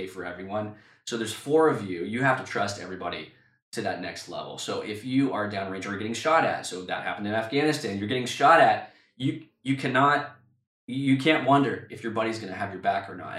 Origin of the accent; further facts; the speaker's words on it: United States; moved away as an adult; also born or lived in London; we had to move back to my hometown near my parents.